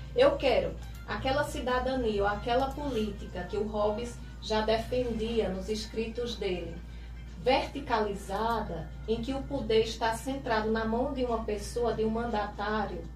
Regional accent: Santa Cruz, Brazil; also born or lived in Barreiras, Bahia; aos seis anos vim para Santa Cruz e desde então moro, resido, estudo, né? Então toda a minha trajetória cidadã foi aqui em Santa Cruz

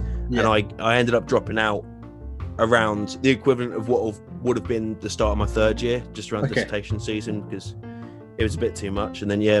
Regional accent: Hastings, South East England, United Kingdom; born there; also born or lived in Brighton; because I was born in Hastings.

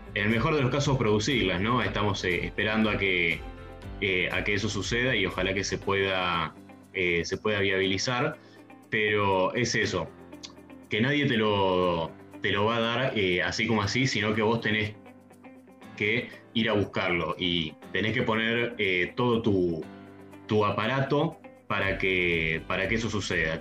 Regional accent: San Carlos de Bariloche, Río Negro, Argentina; now in Buenos Aires, Argentina; Soy de Bariloche y es la ciudad donde se produjeron los satélites

